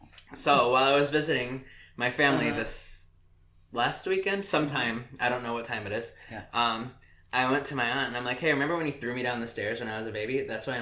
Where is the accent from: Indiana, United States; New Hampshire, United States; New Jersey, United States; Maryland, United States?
Indiana, United States; But that's what happens when you're from Indiana.